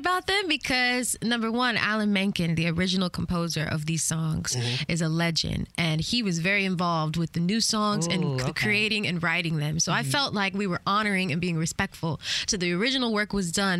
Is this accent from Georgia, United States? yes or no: yes; Atlanta, Georgia, United States; I'm from Atlanta